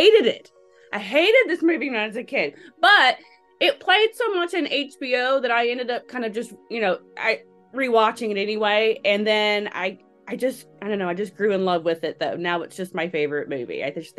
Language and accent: English; Illinois, United States; also born or lived in Texas / Alabama; now in Las Vegas, United States; I'm from Illinois, Texas, and Alabama, really. You can kind of hear all the accents going on. Moved to Alabama when I was 17.